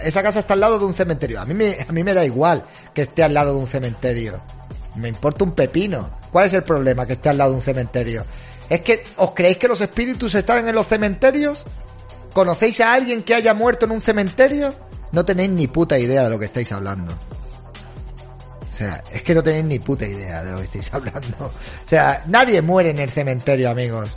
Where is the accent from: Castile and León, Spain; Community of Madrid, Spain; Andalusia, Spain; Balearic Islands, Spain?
Castile and León, Spain; León; yo soy de León, eso es el sur para mí